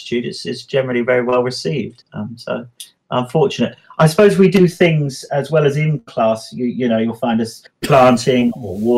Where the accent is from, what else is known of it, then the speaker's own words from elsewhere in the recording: England, United Kingdom; now in Wanaka, New Zealand; I'm English, you can probably tell